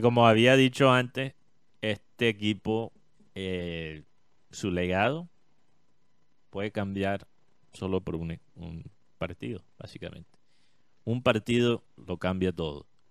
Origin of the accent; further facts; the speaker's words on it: Colombia; como colombiano